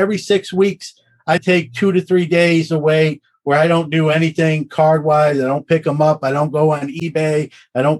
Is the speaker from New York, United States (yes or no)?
yes; Brooklyn, New York, United States; also born or lived in Syracuse; Brooklyn's my hometown. I still have family there